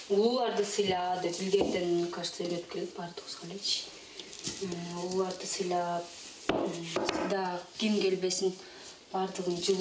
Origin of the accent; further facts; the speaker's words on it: Korul, Osh Region, Kyrgyzstan; moved away; мен токсон тогузунчу жылы төрөлгөм өзү ушул айылда эле аан алты миң жети миңге жакын эл адам жашайт да